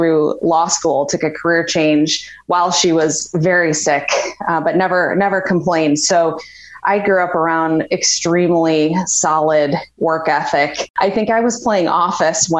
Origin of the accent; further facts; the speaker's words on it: Chicago, Illinois, United States; So I am from Chicago, grew up in the north suburbs